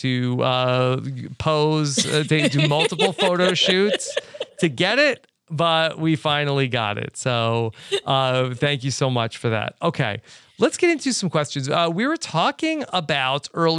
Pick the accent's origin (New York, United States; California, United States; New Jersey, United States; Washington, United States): New York, United States; New York City; moved away; back to my hometown. And so we will be in New York City